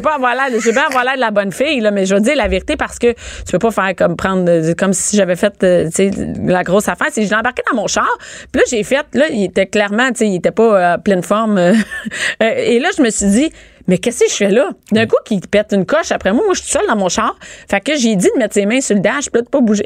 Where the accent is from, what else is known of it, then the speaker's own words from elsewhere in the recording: Rosemère, Quebec, Canada; Moi, je viens de Rosemère.